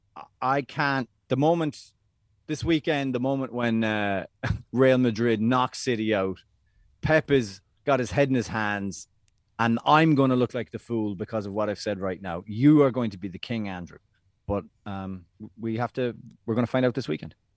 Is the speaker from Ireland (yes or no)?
yes; Ireland; as Irish people